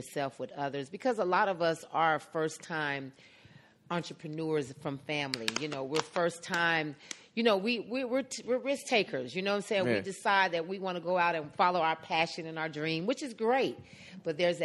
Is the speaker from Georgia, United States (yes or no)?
yes; Atlanta, Georgia, United States; I'm from Atlanta. I'm from Adamsville, which is right there by Bankhead, Martin Luther King.